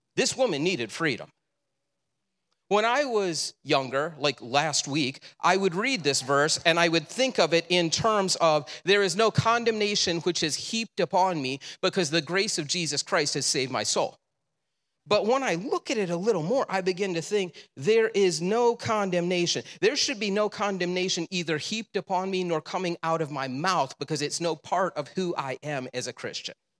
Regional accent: Le Roy, United States; I grew up in Leroy.

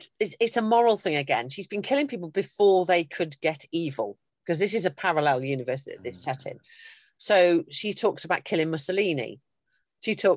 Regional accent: United Kingdom; I'm British through and through

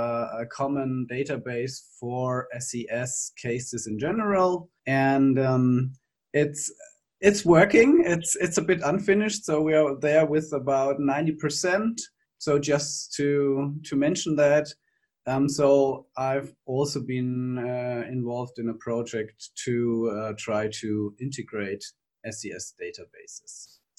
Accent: Germany; I'm from Germany.

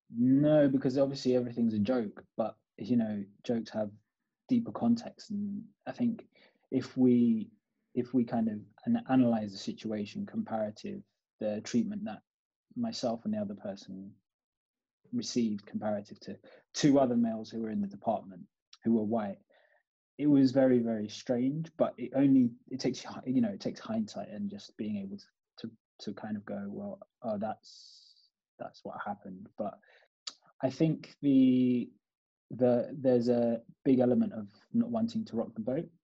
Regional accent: United Kingdom; also born or lived in Kampala, Uganda; I was brought up there till I was four, and then came to the UK I've lived in the UK since then

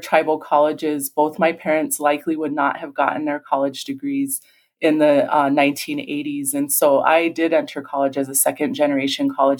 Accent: St. Francis, South Dakota, United States; also born or lived in Rosebud, South Dakota; grew up in St. Francis, just south of Rosebud on the Rosebud Reservation, was born in Rosebud

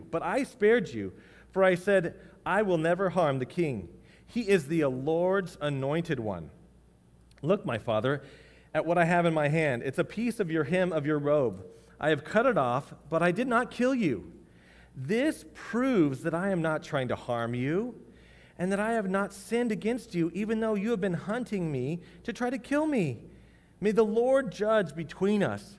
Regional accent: United States; we are American citizens.

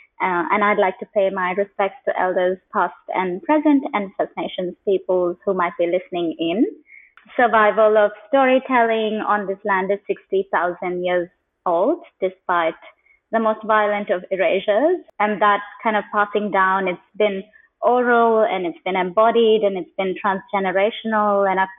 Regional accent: Kuwait; born there; also born or lived in India / United Kingdom; I was born in Kuwait just before the Gulf War, and I have lived since in many parts of India, some parts of the UK, and across parts of the continent here.

